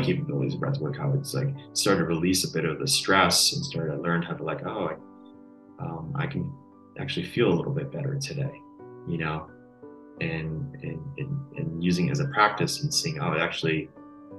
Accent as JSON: {"language": "English", "region": "Connecticut", "country": "United States", "tie": "born or raised there", "said": "growing up on the East Coast, Connecticut"}